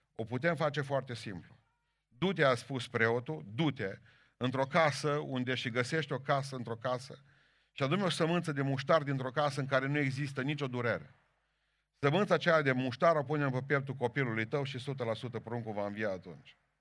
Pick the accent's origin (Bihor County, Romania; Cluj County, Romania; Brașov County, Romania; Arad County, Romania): Bihor County, Romania; eu care sunt din Bihor